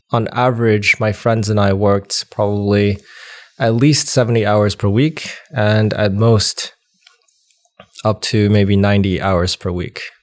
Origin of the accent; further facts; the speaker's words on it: United States; born or raised there; also born or lived in China / Wisconsin